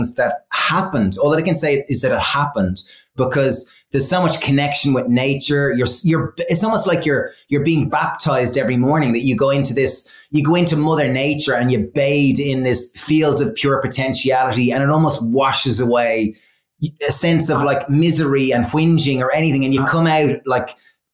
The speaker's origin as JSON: {"language": "English", "country": "Ireland", "said": "being like Irish from all boys schools"}